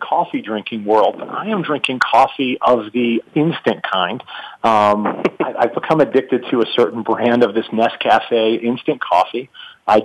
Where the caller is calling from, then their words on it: Atlanta, Georgia, United States; …, calling from Atlanta, Georgia as well.